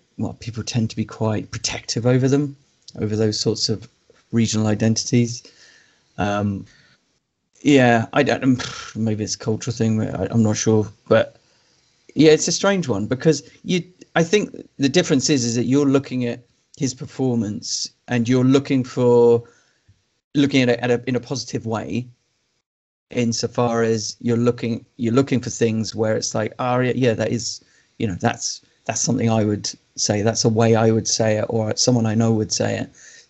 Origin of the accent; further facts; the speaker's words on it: England, United Kingdom; accent: neutral English; I've got such a neutral English accent, it never really comes up for me because I don't, because my accent is the default BBC accent, basically